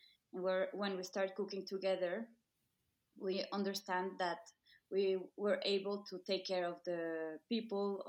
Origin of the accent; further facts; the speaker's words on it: Mexico City, Mexico; I'm from Mexico City.